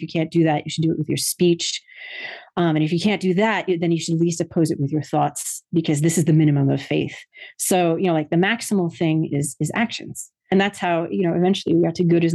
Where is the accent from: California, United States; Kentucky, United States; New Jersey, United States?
New Jersey, United States; That's very much what my experience was growing up in New Jersey